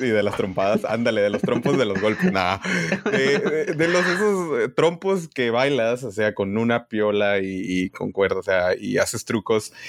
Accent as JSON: {"language": "Spanish", "town": "Tijuana", "region": "Baja California", "country": "Mexico", "moved": "as an adult", "lives_now": "Silicon Valley, United States", "said": "yo soy de la frontera"}